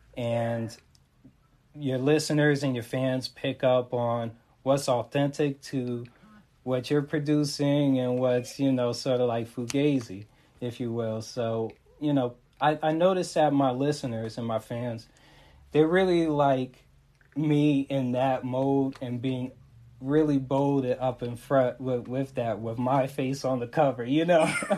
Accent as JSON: {"language": "English", "town": "Montclair", "region": "New Jersey", "country": "United States", "said": "I'm repping from North Jersey, that is Montclair"}